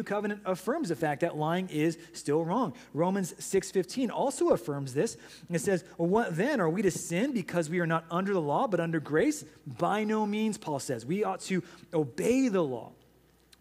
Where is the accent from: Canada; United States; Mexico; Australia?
United States; we as American citizens